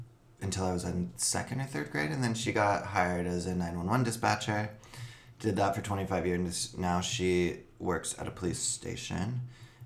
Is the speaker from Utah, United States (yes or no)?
no; Aberdeen, Washington, United States; also born or lived in Bellingham, Washington; I went to school in Bellingham, but I grew up in Aberdeen, Washington